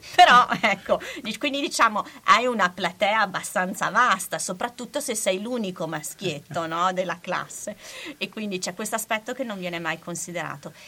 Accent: Bologna, Emilia-Romagna, Italy; essendo bolognese

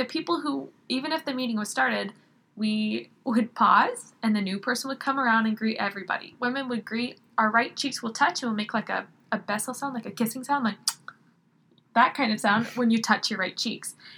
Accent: United States; moved away as an adult; now in Mexico; I grew up in Washington

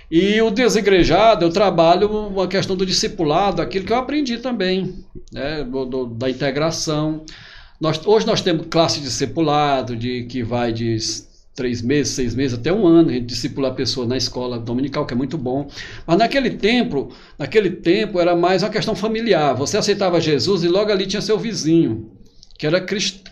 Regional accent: Altos, Piauí, Brazil; also born or lived in Teresina; nasci em Altos, a cidade ali é 40 quilômetros de Teresina, né? E a minha vida foi naquele círculo ali de Altos Teresina, onde eu estudei, trabalhava

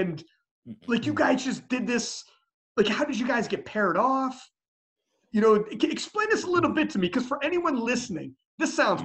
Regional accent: Canada; I'm Canadian

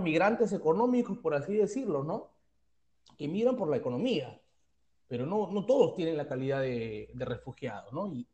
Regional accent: Peru; Todos somos peruanos, todos somos cholos, venimos de una misma cultura

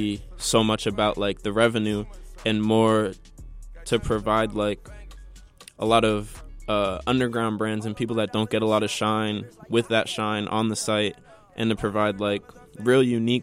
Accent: Maplewood, New Jersey, United States; I'm 17 years old. And I'm from Maplewood

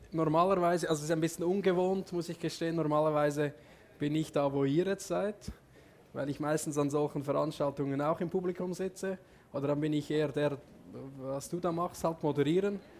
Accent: Switzerland; Also vielleicht ganz kurz, ich bin aufgewachsen in der Schweiz auf einem Bauernhof, ich bin Bauernsohn.

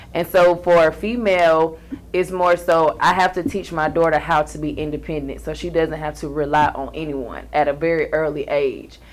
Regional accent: Valdosta, Georgia, United States; now in Atlanta, United States; I'm from Valdosta

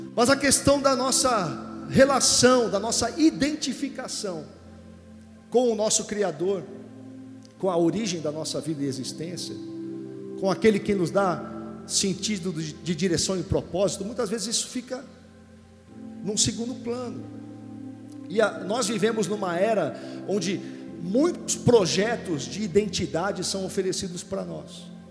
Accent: Santos, São Paulo, Brazil; Eu sou de Santos, nascido em Santos, então vivo no litoral

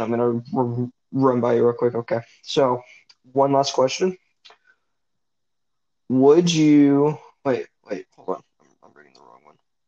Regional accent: Sacramento, California, United States; I was born in a small town in Central California, but then I grew up in Sacramento

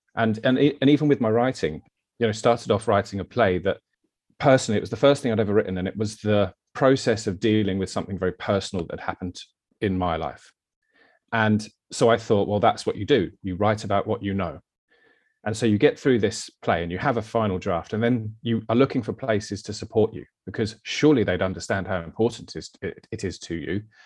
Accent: Brighton, South East England, United Kingdom; also born or lived in London; now in Eastbourne, United Kingdom; I've grew up in Brighton. So Brighton boy, born and bred

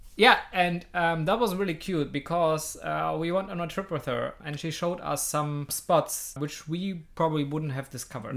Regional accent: Hamburg, Germany; I was from this district I'm living in, I was from Hamburg

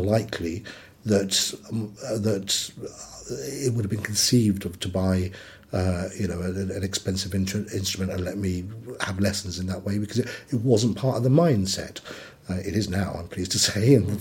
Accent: West Cornwall, South West England, United Kingdom; I grew up in West Cornwall

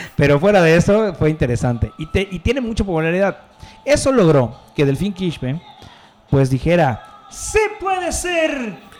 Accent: Mexico; also born or lived in Mérida; como mexicano

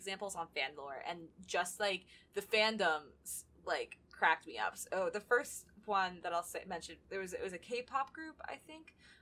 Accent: United States; I'm not an ignorant American

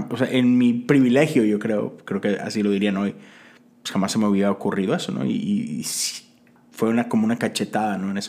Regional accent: Mexico; moved away as an adult; yo crecí toda mi vida en México, ¿no? Tengo 10 años acá.

